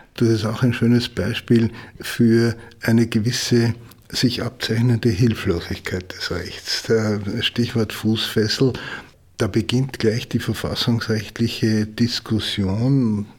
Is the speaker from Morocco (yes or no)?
no; Austria; bei uns in Österreich